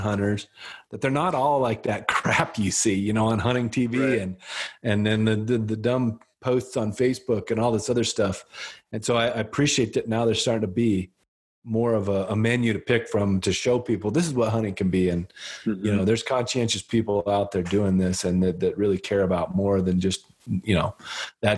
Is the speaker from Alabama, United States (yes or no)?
no; Wyoming, United States; I grew up in Wyoming